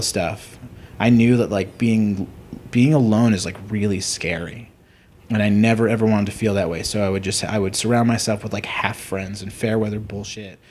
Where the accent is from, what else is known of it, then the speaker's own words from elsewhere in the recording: New York, United States; I'm Jewish from New York.